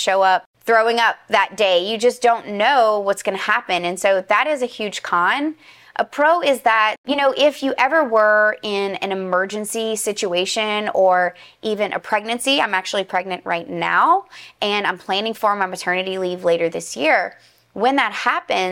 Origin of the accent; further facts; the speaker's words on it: Louisiana, United States; I'm from Louisiana